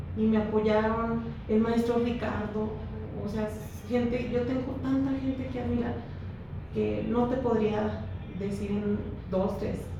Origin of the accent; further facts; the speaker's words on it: Fresnillo, Zacatecas, Mexico; yo tengo un amor, no sé, no me explico el amor que tengo hacia mi pueblo